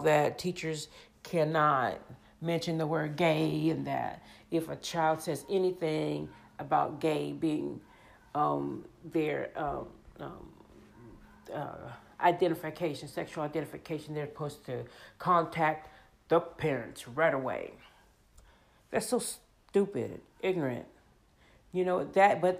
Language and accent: English; Leavenworth, Kansas, United States; born or raised there